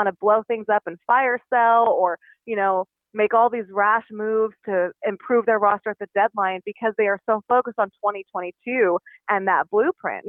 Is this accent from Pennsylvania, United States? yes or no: no; Vacaville, California, United States; moved away as an adult; now in St. Louis, United States; I grew up in California, Bay Area native, went to high school in Vacaville.